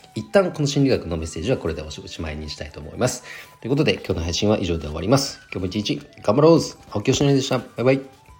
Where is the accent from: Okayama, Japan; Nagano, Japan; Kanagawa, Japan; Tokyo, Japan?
Nagano, Japan; 地元長野県